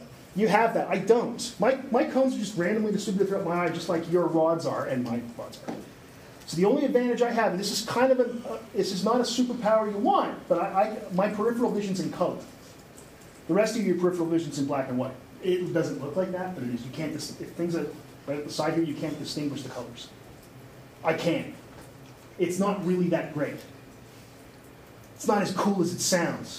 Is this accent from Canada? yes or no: yes; Canada; I played hockey as a kid, but I'm Canadian